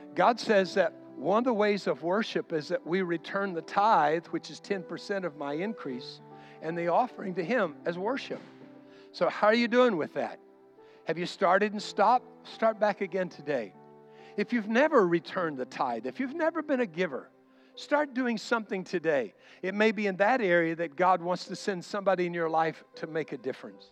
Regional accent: United States; I'm an American

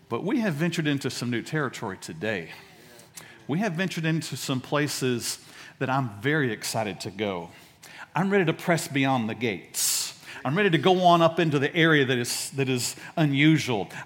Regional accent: Dallas, Texas, United States; I grew up in Oak Cliff

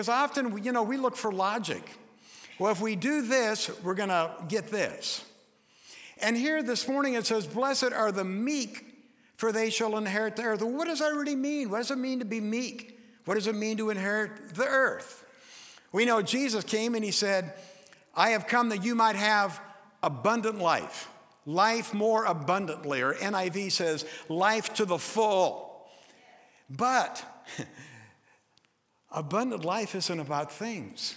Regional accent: United States; as Americans

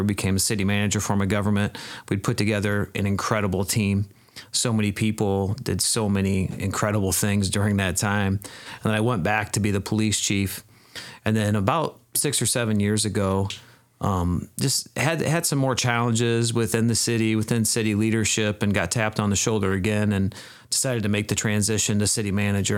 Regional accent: Peoria Heights, Illinois, United States; moved away as an adult; now in Dixon, United States; I grew up in Peoria Heights, Illinois, which is, um, kind of central Illinois.

